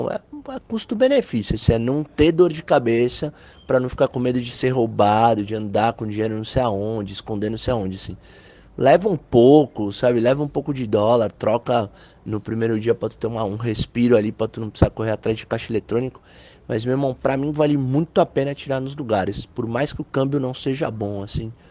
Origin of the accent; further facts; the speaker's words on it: Brazil; Eu sou do Brasil, mano. Ah, tá tirando aqui, é terceiro mundo.